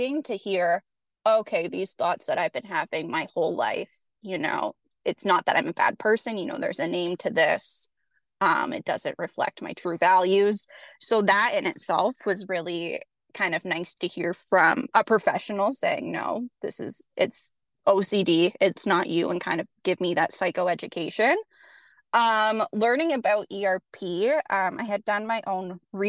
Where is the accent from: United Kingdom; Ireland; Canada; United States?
Canada; I am from Canada